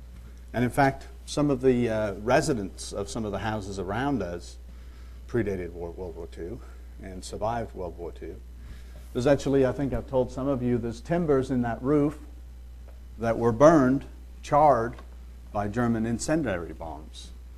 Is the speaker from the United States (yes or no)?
no; Liverpool, North West England, United Kingdom; born there; But I was born in Liverpool, but that's really not my home. I don't remember that, obviously.